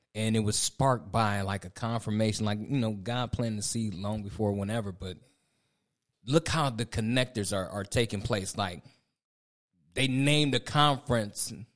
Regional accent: Ohio, United States; moved away as an adult; now in Raleigh, United States; Angie and I, we moved down here in twenty twenty. We from Ohio

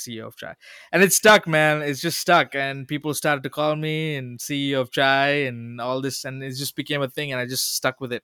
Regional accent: Oman; moved away as an adult; also born or lived in Sri Lanka; now in United States; as a Sri Lankan kid growing up in Oman

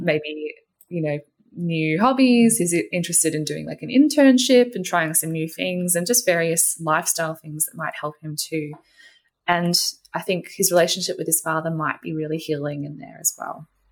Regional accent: Australia; My hmm. parents were both born in Australia. I was born in Australia, and I'm not a visible minority

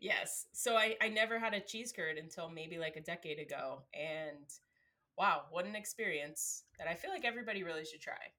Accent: New Jersey, United States; my childhood growing up in New Jersey

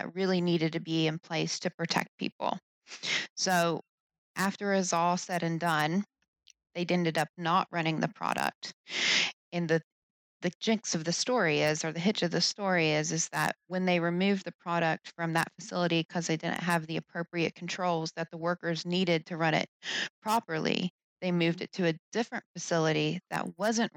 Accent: West Virginia, United States; moved away; also born or lived in Pennsylvania; I was originally from West Virginia

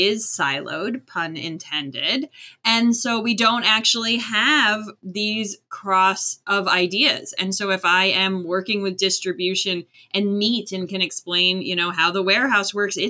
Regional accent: Florida, United States; moved away as an adult; also born or lived in Maryland; I grew up in Florida

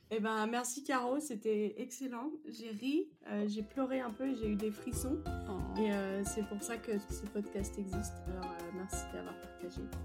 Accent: France; Moi, en tant que Française

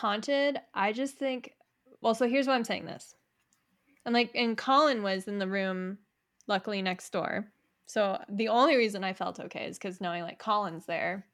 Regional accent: Niwot, Colorado, United States; we're local, we grew up in Niwot

